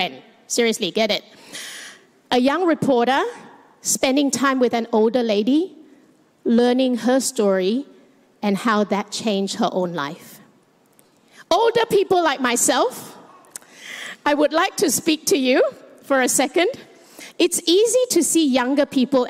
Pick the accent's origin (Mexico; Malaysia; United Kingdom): Malaysia; now in Australia; I am Chinese Malaysian, and I live in Australia